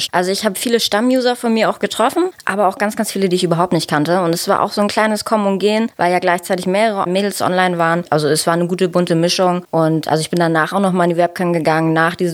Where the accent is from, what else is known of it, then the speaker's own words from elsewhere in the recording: Germany; ich komme aus Nähe Hamburg